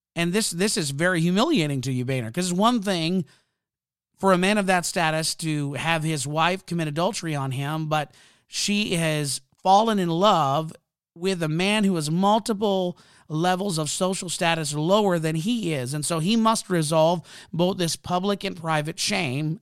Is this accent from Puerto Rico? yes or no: no; Canada; I'm Canadian